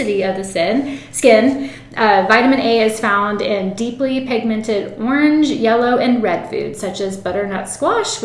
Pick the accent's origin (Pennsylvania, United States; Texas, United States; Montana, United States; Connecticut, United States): Texas, United States; South; we're from South Texas